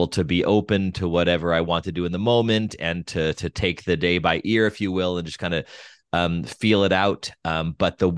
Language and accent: English; Albuquerque, New Mexico, United States; moved away as an adult; also born or lived in Denver, Colorado / Pittsburgh / Steubenville, Ohio; now in Los Angeles, United States; I was born and raised in Albuquerque, New Mexico.